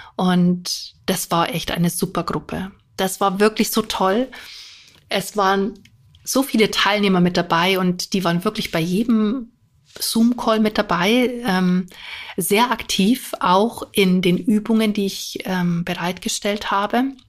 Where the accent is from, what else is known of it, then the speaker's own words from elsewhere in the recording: near Munich, Bavaria, Germany; ich komme ja auch aus Bayern, in der Nähe von München